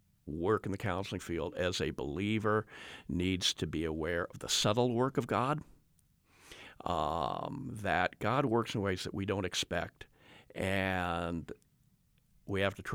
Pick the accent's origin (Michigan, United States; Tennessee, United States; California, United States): California, United States; I grew up in Southern California in the 1960s.